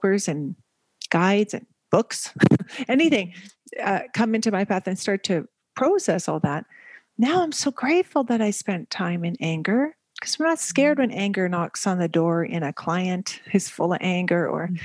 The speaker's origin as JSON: {"language": "English", "country": "Canada", "also_born_or_lived": "Asia / Middle East", "moved": "as an adult", "lives_now": "Belgium", "said": "I am Canadian, and we've been living, jumping from country to country."}